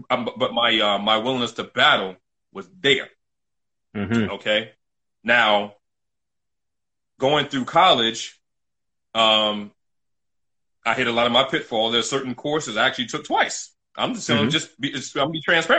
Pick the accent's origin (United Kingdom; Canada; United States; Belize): United States; New York City, New York; also born or lived in Bronx; I was born in the Bronx, but I grew up in Brooklyn